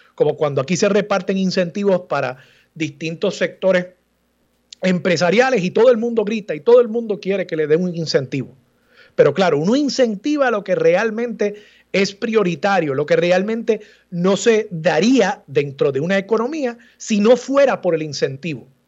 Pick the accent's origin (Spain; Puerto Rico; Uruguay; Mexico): Puerto Rico; todos los puertorriqueños caminando por las calles de esa ciudad murallada